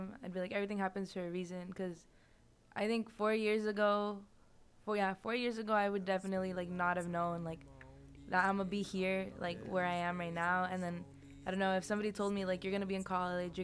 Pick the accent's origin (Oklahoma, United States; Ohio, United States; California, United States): California, United States; Coachella Valley; moved away; I'm from the Coachella Valley